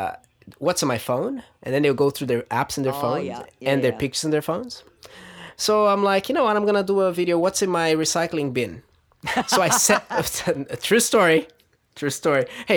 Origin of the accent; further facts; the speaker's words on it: Brazil; moved away as an adult; now in New Zealand; I was born in Brazil, yeah. I lived there until I was 20, and then